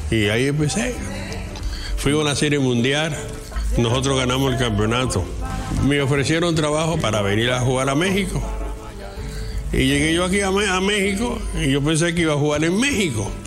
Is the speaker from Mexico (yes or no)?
no; Cienfuegos, Cuba; Mi pueblo se llama Cienfuegos, Cuba.